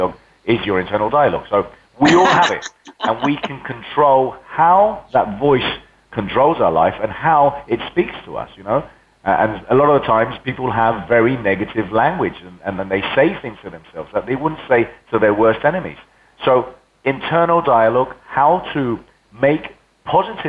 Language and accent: English; Spain; first language Spanish; English is a second language; also born or lived in England; now in London, United Kingdom; left to Spain when I was 9, brought up in Spain